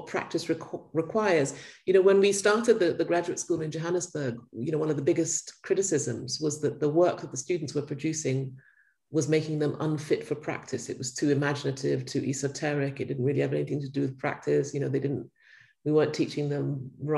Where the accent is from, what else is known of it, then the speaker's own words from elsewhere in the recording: Ghana; I grew up in Ghana